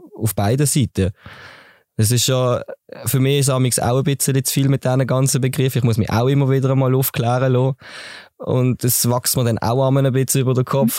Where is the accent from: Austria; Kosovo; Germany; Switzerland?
Switzerland; Basel, Basel-Stadt; now in Dietikon, Switzerland; Ich bin gebürtiger Basel-Städter, wohne zurzeit in Dietikon